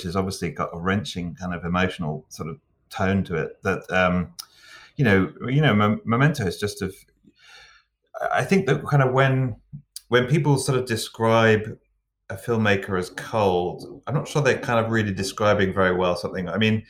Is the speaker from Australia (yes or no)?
no; England, United Kingdom; But being English too, and I definitely, I could kind of identify the still waters run deep syndrome